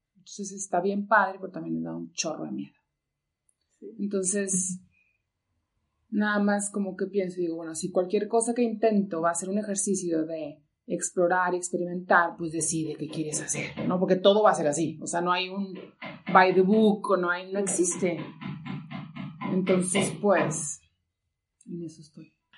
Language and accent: Spanish; Monclova, Coahuila, Mexico; also born or lived in Monterrey area, Nuevo León; now in Nuevo León, Mexico; Soy de Monclova, Coahuila, no soy regia, tengo mucho tiempo aquí, pero soy de Monclova